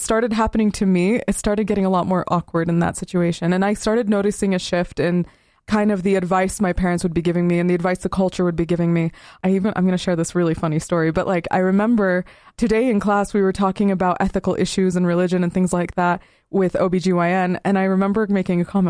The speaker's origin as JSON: {"language": "English", "region": "Southern Utah", "country": "United States", "tie": "born or raised there", "said": "Growing up in Southern Utah"}